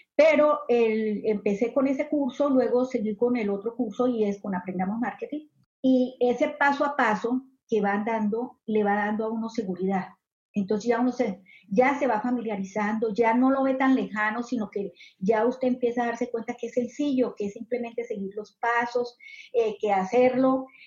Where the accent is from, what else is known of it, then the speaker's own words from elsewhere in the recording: Colombia; moved away as an adult; now in Southern California, United States; yo soy colombiana, eh, soy inmigrante, actualmente hace 14 años vivo en Estados Unidos, acá en el sur de California.